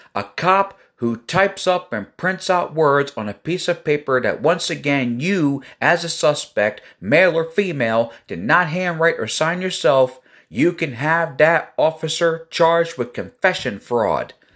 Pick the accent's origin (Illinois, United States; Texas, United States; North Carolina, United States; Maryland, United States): Maryland, United States; Elkton; I'm from Elkton, Maryland.